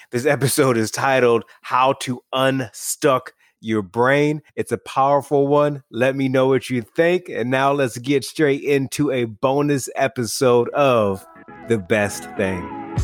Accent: Michigan, United States; I grew up in, in small town Michigan, not super far away from a NASCAR speedway

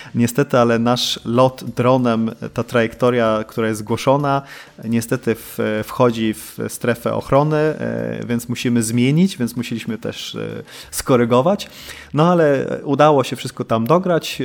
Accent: Sweden; moved away as an adult; now in Poland; ja się urodziłem w Polsce, to 83 e, i my w 85 wyprowadziliśmy się do Szwecji, tam dorastałem.

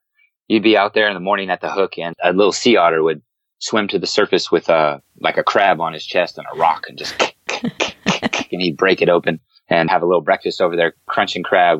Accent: Sacramento, California, United States; also born or lived in Wisconsin; I grew up in Sacramento, California, the capital here. And I grew up in the inner city, so I was kind of landlocked. I grew up in a single parent home.

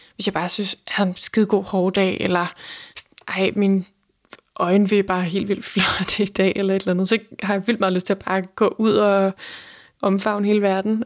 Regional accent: between Holbæk and Roskilde, Zealand, Denmark; jeg voksede op på Midtjylland, mellem Holbæk og Roskilde

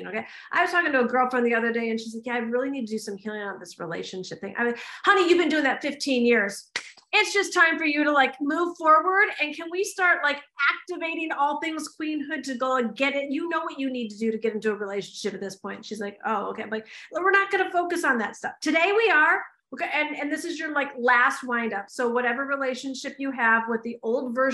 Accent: United States; I'm an American

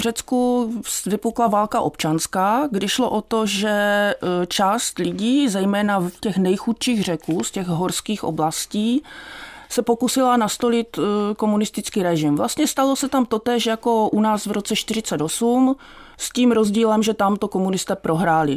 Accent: Ostrava, Moravian-Silesian Region, Czechia; z toho dětství v Ostravě

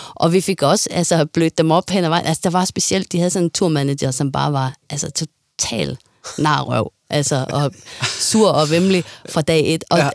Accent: Denmark

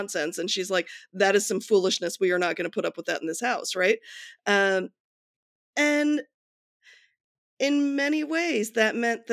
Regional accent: Akron, Ohio, United States; I grew up just outside of Akron, Ohio

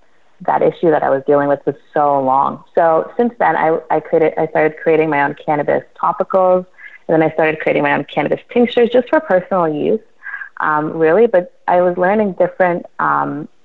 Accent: Toronto, Ontario, Canada; I was born in Toronto, Canada. I was born and raised here

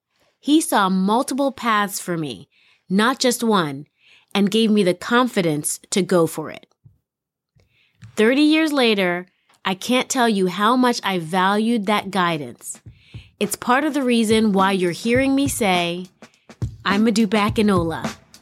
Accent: New York City, New York, United States; I grew up in New York City with all those beautiful buildings around me.

